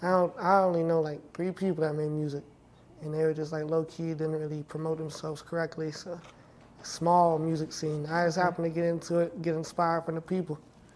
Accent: Clover, South Carolina, United States; So a little town called Clover, South Carolina.

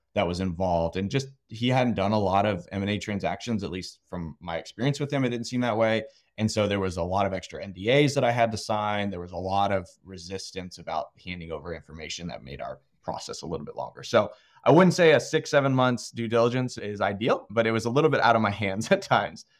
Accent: Austin, Texas, United States; moved away as an adult; also born or lived in Virginia; I'm actually born and raised in Austin

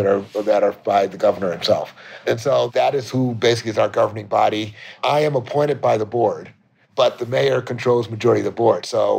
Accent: Washington, District of Columbia, United States; now in Chicago, United States; a native Washingtonian. I was born in Washington, D.C.

